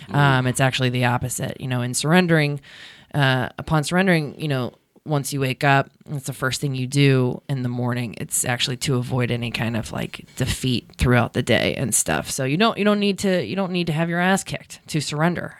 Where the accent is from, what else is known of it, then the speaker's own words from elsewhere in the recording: Baltimore, Maryland, United States; moved away; also born or lived in California; I'm from Baltimore